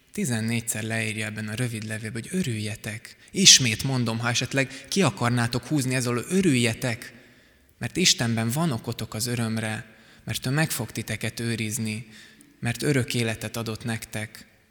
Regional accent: Szigetszentmiklós, Pest, Hungary; a Sziget-Szent Miklósi gyülekezetben, ahol korábban voltam, nőttem föl

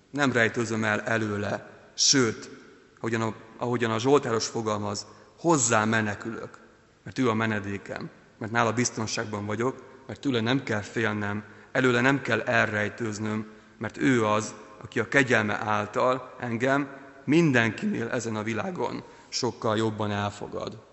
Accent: Ukraine; now in Hungary; Ukrajnában, ahol születtem

